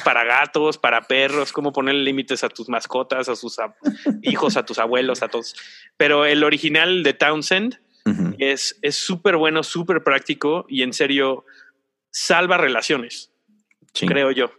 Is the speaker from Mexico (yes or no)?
yes; Mexico; como mexicanos y como cultura latina